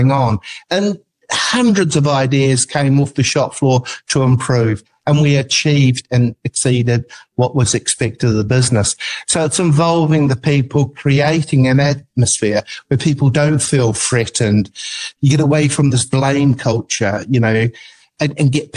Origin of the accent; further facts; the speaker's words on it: New Zealand; I'm an New Zealander